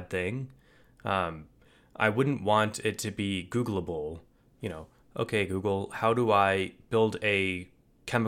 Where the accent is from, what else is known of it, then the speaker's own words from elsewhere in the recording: United States; as an American